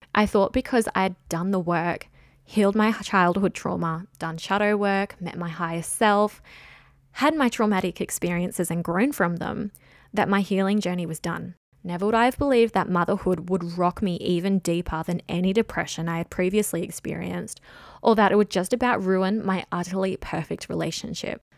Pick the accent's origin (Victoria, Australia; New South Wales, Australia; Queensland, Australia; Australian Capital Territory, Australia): New South Wales, Australia; Jervis Bay; also born or lived in Sydney; I grew up in Jervis Bay, a gorgeous coastal town on the south coast of New South Wales